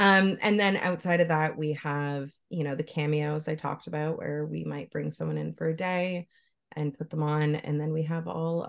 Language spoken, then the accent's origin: English; Canada; I'm Canadian, I live in Ontario.